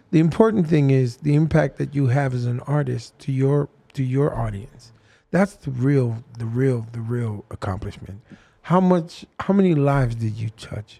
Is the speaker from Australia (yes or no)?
no; Fiji; I grew up in Fiji and there was one radio station